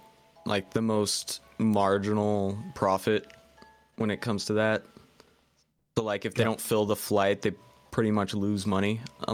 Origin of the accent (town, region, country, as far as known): Deming, New Mexico, United States; born or raised there; moved away